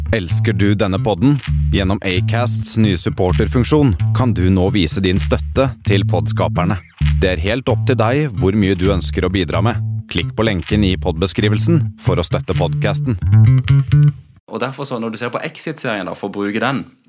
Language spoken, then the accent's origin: Norwegian; Spangereid, Agder, Norway; moved away as an adult; also born or lived in United States; now in Kristiansand, Norway; Født og oppvokst ute på Spangereid.